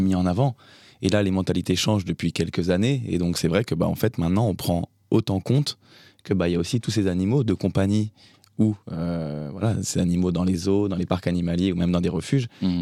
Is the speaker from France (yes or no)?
yes; France; chez nous en France